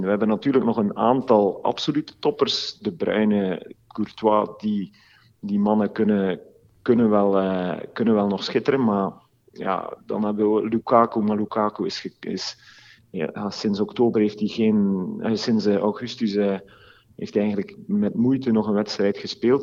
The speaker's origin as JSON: {"language": "Dutch", "country": "Belgium", "said": "wij als Belgen"}